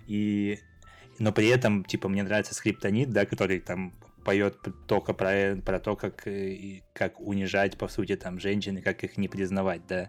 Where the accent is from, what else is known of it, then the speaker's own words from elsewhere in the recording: southern Siberia, Russia; я там родился вообще в, в Сибири, в, на юге Сибири, то есть даже не в Новосибе, а прям в поселке